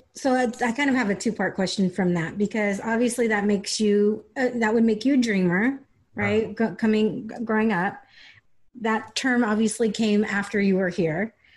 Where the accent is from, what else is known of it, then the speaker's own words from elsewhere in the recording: San Diego, California, United States; I grew up in San Diego. I grew, this is where I was born